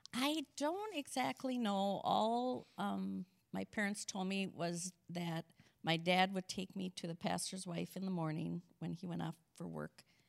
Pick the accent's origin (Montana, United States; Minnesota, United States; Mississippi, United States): Minnesota, United States; St. Cloud; also born or lived in Sauk Centre, Minnesota / Holdingford, Minnesota; our family moved to Saint Cloud when I was in third grade, and then I lived the rest of my youth in Saint Cloud